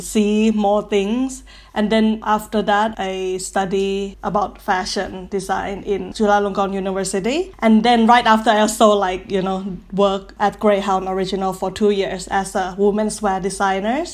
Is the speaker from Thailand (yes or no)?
yes; Thailand; now in Paris, France; I'm from Thailand. That's why we have all long surname.